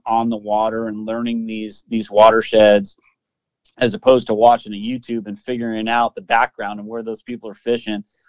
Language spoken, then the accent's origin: English; California, United States; when I was growing up in California